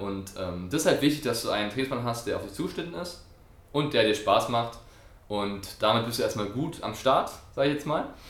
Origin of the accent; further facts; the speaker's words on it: France; moved away; ich bin Franzose